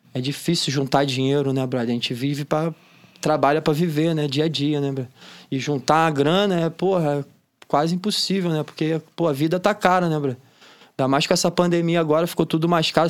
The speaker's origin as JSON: {"language": "Portuguese", "town": "Niterói", "region": "Rio de Janeiro", "country": "Brazil", "tie": "born or raised there", "said": "Itacoatiara foi onde eu cresci, onde eu aprendi tudo do que eu sei de surf"}